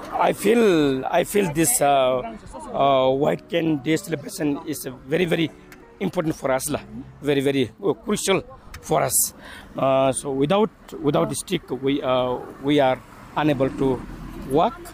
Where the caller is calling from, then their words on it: Samtse, Bhutan; English is a second language; Uh, I'm coming from Samtse, madam.